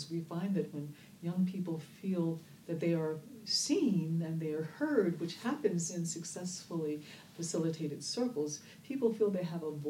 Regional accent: Oakland, California, United States; instead of saying … I'm from Oakland, California, and I'm the head of restorative justice.

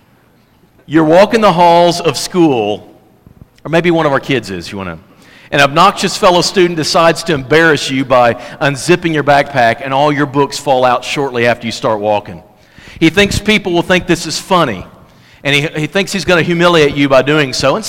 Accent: Fredericktown, Missouri, United States; also born or lived in Kennett, Missouri; I'm from Kennett. I'm from Fredericktown

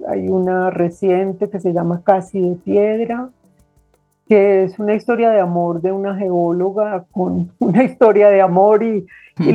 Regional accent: Medellín, Antioquia, Colombia; also born or lived in Cúcuta / Bogotá; Yo nací en Cúcuta, pero, mm, desde muy pequeñita mis padres, pues, se mudaron a Medellín y he vivido aquí gran parte de mi vida

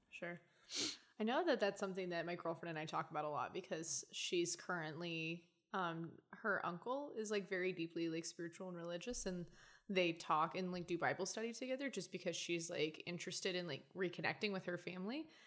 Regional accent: Oklahoma, United States; also born or lived in Louisiana / San Antonio, Texas / Arkansas; I grew up in Oklahoma

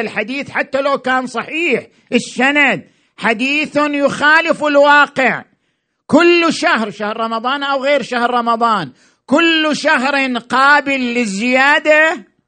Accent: Iraq; احنا كمجتمع عراقي

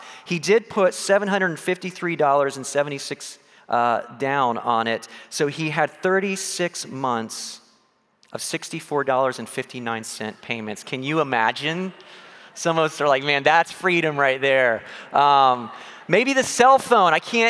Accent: São Paulo, Brazil; I grew up in South America, in Brazil, in São Paulo, and there, it's a big deal.

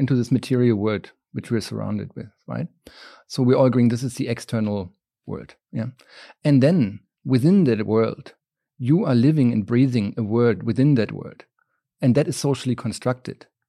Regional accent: just south of Berlin, Brandenburg, Germany; moved away; I grew up, uh, just south of Berlin and, um, in a small town

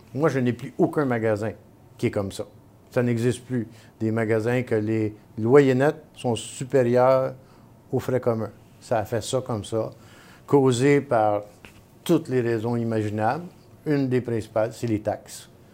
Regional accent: Montreal, Quebec, Canada; je suis un vrai Montréalais

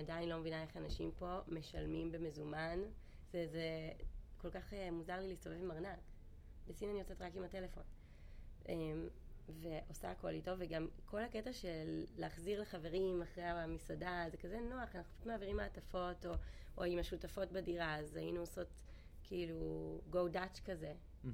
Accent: Israel; moved away as an adult; now in China; בתור ישראלים

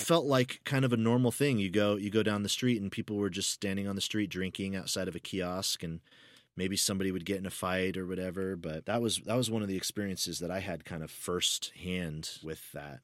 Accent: United States; accent: American; I'm American

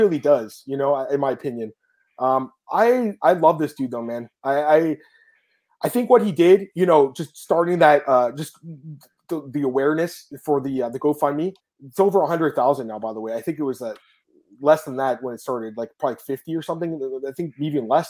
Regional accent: Canada; I'm a Canadian

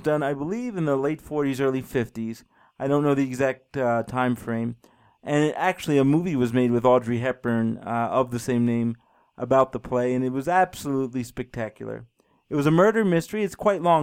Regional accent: New York City, New York, United States; now in Colorado, United States; I grew up in New York City, about six miles away from the beach

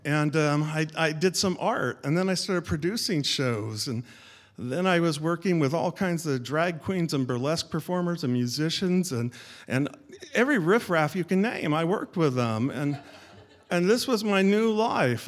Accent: Sacramento, California, United States; moved away as an adult; now in Seattle, United States; I grew up in Sacramento, California

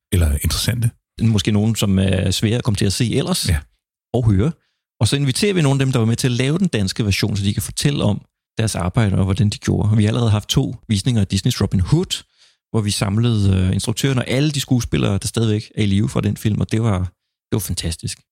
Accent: Funen, Southern Denmark, Denmark; jeg er så fra Fyn

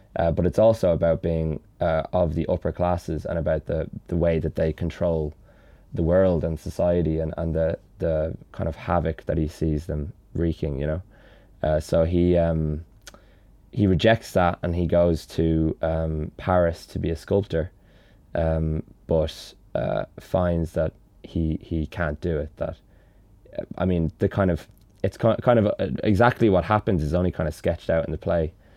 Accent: Dublin, Leinster, Ireland; growing up in Dublin

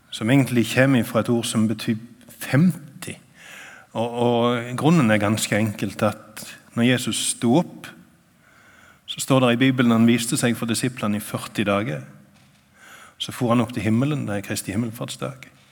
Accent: Sokndal, Rogaland, Norway; now in Nærbø, Norway; jeg kommer fra Sokndal. Jeg bor på Nærbø

